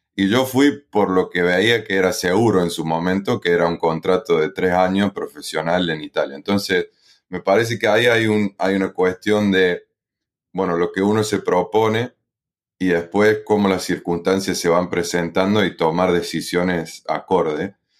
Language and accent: Spanish; Río Tercero, Córdoba, Argentina; moved away as an adult; also born or lived in Philadelphia, United States / Italy; soy eh, argentino, eh, específicamente de Río Tercero, en la provincia de Córdoba